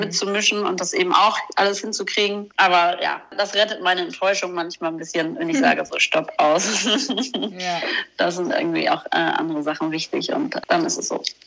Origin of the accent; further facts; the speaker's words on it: near Flensburg, Schleswig-Holstein, Germany; ich bin ja bei Flensburg oben groß geworden